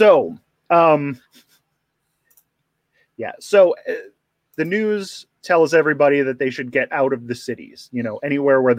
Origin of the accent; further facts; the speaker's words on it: Philadelphia, Pennsylvania, United States; I'm from the Philadelphia area.